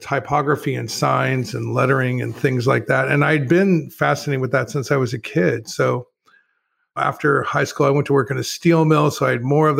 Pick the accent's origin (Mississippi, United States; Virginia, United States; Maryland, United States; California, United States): California, United States; Lodi; I grew up in a small town. I grew up in Lodi, well, the Central Valley of California, Sacramento, Stockton, Lodi area